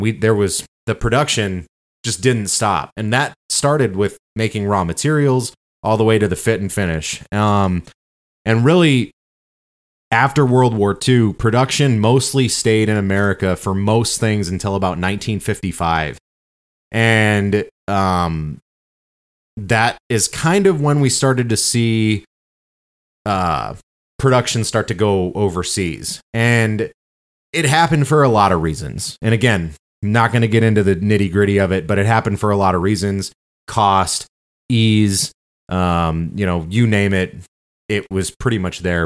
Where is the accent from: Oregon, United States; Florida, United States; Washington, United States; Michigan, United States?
Michigan, United States; We're from Michigan